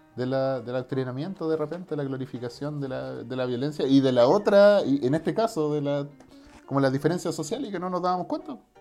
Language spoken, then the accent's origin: Spanish; Norte Grande, Chile